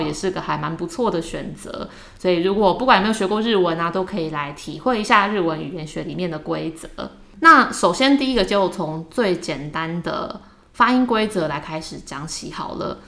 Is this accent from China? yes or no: no; Taiwan; accent: Taiwanese accent (in English); 我们在学英文的时候也是难免有一些台湾腔啦